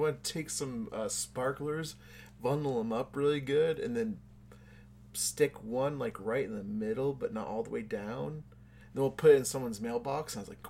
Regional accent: United States; No, I mean, I don't run a lot because I'm from America and these colors don't run.

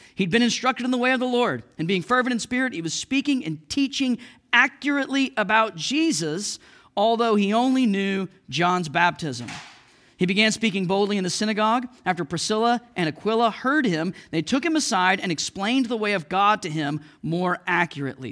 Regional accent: Oklahoma, United States; moved away as an adult; also born or lived in Missouri; now in Saint Louis, United States; I was from Oklahoma. I lived in Oklahoma all my life. I moved to Missouri

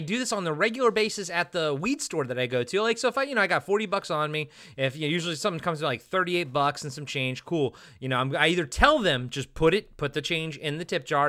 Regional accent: Maryland, United States; now in Pacific Northwest, United States; growing up in Maryland

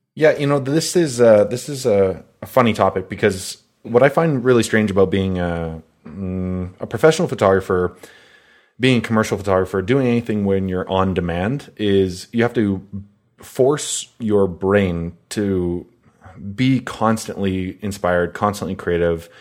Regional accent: Calgary, Alberta, Canada; growing up in Calgary

